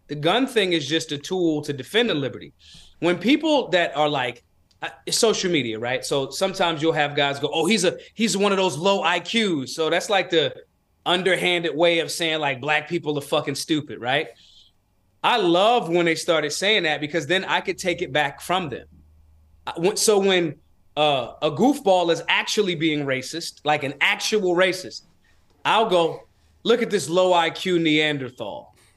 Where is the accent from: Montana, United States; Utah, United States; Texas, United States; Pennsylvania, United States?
Pennsylvania, United States; Philadelphia; I was raised in Philly.